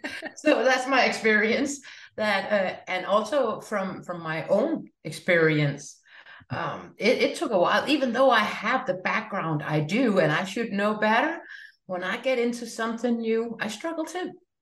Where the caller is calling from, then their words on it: Denmark; I'm joining you from Denmark.